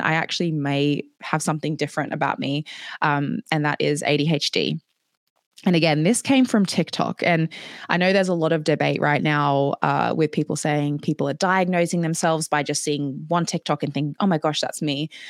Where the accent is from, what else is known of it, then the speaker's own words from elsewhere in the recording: Australia; moved away as an adult; now in Edinburgh, United Kingdom; I grew up in Australia.